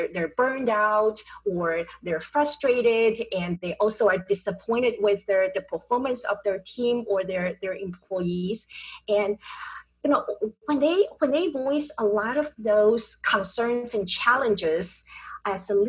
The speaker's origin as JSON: {"language": "English", "town": "Taipei", "country": "Taiwan", "tie": "born or raised there", "moved": "yes", "lives_now": "San Diego, United States", "said": "I was born and raised in Taipei, Taiwan."}